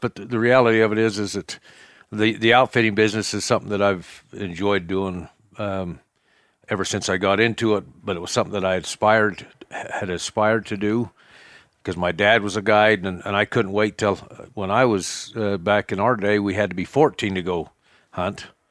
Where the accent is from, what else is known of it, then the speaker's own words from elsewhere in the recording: Cokeville, Wyoming, United States; I was raised in Cokeville as well. Um, raised on a ranch, a cattle ranch